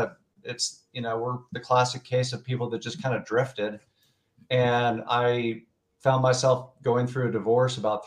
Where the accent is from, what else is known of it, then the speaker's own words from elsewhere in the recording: Tulsa, Oklahoma, United States; born and raised in Tulsa, Oklahoma